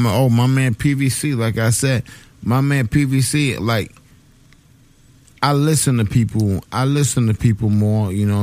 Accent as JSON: {"language": "English", "town": "Bed-Stuy", "region": "New York", "country": "United States", "tie": "born or raised there", "said": "I grew up in Bed-Stuy. I went to Murder High. I went to Thomas Jefferson High School"}